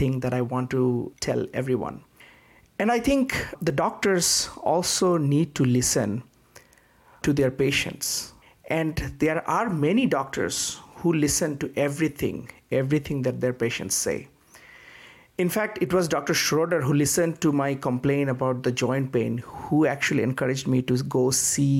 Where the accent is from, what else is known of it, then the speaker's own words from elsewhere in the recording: Bangladesh; moved away as an adult; now in United States; I came all the way from Bangladesh.